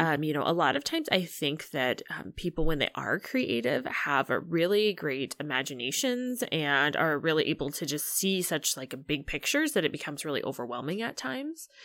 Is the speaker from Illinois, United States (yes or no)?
yes; Illinois, United States; I'm actually from Illinois